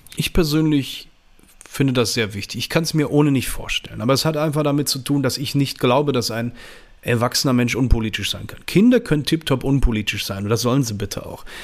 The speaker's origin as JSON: {"language": "German", "town": "Düsseldorf", "region": "North Rhine-Westphalia", "country": "Germany", "said": "ich komme aus Düsseldorf, bin 41 Jahre alt"}